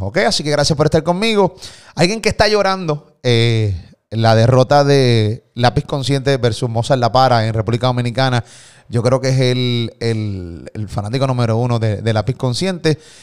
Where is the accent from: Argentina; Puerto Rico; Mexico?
Puerto Rico; de Puerto Rico